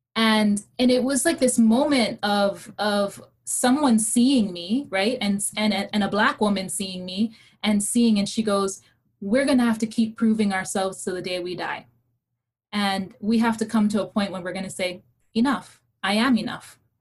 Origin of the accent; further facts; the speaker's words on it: Hawaii, United States; English is a second language; I was raised in Hawaii in a brown and Asian Pacific Islander state that had deep anti blackness